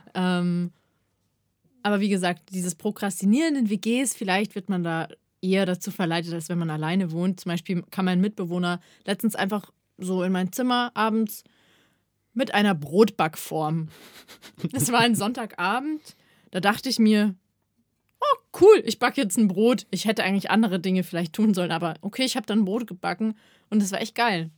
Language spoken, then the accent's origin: German; Ingolstadt, Bavaria, Germany; moved away; ich bin in meine Heimatstadt gegangen, in den Jodel. Äh, und zwar nach Ingolstadt